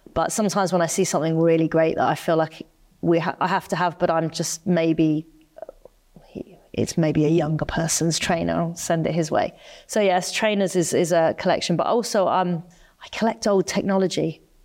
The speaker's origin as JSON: {"language": "English", "country": "United Kingdom", "said": "I'm staunchly British. I'd never live anywhere else, you know, I, I love being a Brit"}